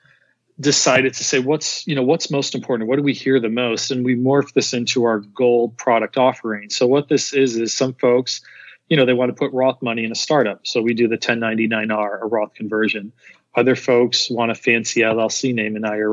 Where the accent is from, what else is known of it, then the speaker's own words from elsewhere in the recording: Scranton, Pennsylvania, United States; also born or lived in Philadelphia; I'm from Philly originally, actually Scranton